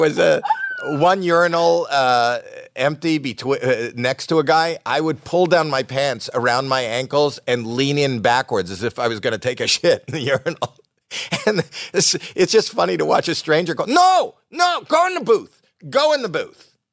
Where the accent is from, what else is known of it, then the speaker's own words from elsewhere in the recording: Canada; I'm Canadian